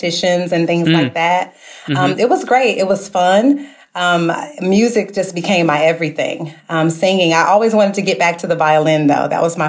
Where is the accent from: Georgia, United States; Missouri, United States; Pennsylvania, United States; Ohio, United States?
Missouri, United States; St. Louis; back home in my hometown of St. Louis, Missouri